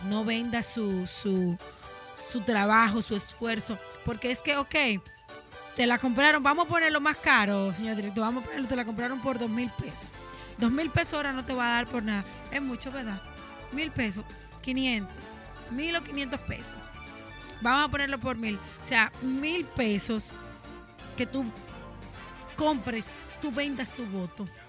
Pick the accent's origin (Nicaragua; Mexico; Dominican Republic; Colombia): Dominican Republic; como dominicano